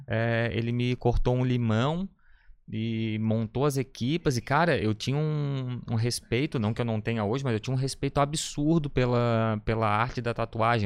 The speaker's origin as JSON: {"language": "Portuguese", "town": "Florianópolis", "region": "Santa Catarina", "country": "Brazil", "tie": "born or raised there", "said": "eu sou daqui de, de Floripa, nascido e criado na Trinda"}